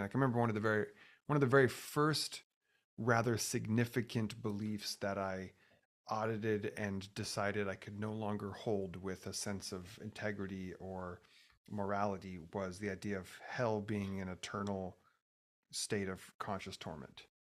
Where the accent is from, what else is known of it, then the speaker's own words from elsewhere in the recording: Oregon, United States; I grew up in Oregon